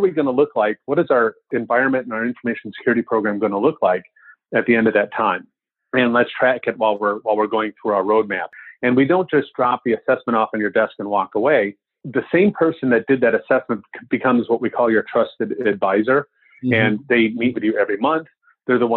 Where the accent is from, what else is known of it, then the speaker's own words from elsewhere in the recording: Wisconsin, United States; I'm from Wisconsin